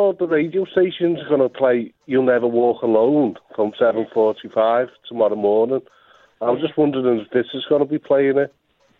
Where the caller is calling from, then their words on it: Liverpool, North West England, United Kingdom; I'm phoning from Liverpool.